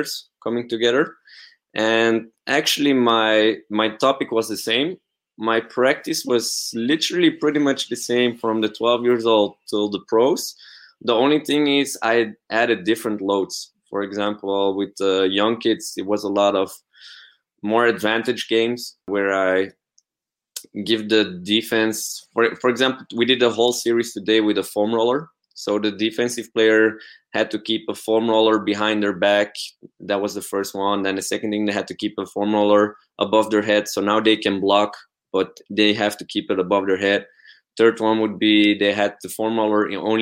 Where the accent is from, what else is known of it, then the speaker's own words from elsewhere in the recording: Belgium; I'm from Belgium.